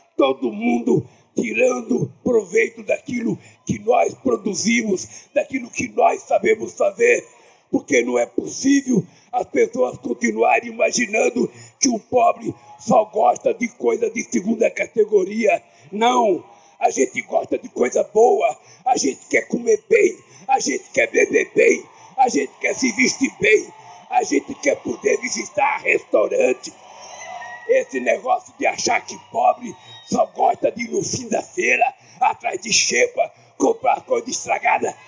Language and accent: Portuguese; São Paulo, Brazil; also born or lived in Garanhuns, Pernambuco; quando eu tinha sete anos de idade, que eu saí de Pau de Arara, de Garanhuns, para vir para São Paulo